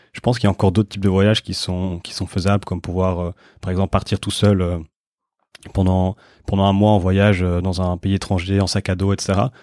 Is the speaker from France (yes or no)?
no; Brussels, Brussels-Capital Region, Belgium; je suis de Bruxelles